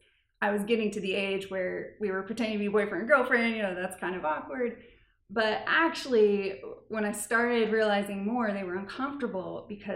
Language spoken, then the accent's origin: English; Lee's Summit, Missouri, United States; born or raised there; also born or lived in Kansas City, Missouri